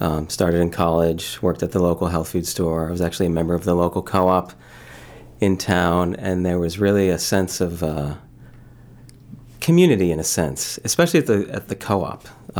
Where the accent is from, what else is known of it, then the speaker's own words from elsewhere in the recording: Philadelphia, Pennsylvania, United States; moved away as an adult; also born or lived in Michigan / Boston area; I was born and raised in the Philadelphia area. Went to school in Michigan, and then again ended up in the Boston area, yeah, for a number of years.